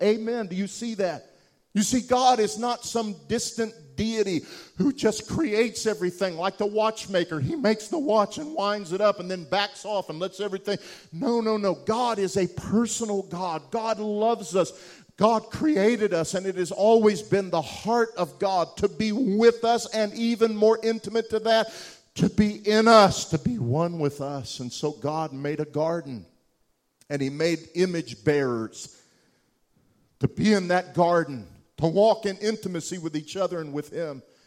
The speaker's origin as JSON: {"language": "English", "town": "Wichita Falls", "region": "Texas", "country": "United States", "tie": "born or raised there", "said": "the little hovel of a house I grew up in Wichita Falls, Texas"}